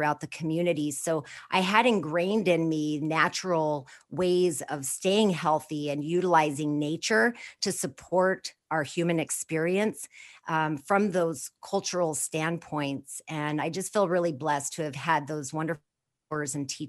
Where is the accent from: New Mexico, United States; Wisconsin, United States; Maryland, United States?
New Mexico, United States; Four Corners area of; I was born and raised in the Four Corners area of New Mexico, right on the Navajo Reservation